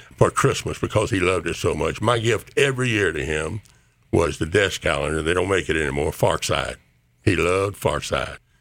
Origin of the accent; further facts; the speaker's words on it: Columbus, Mississippi, United States; we were raised in the First Baptist Church in Columbus, Mississippi